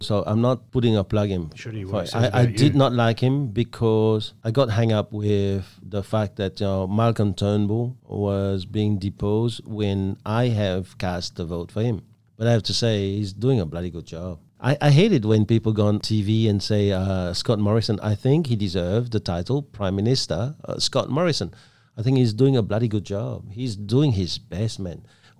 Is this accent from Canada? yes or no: no; Belgium; also born or lived in Vietnam; now in Australia; I come from Belgium. I'm Vietnamese born.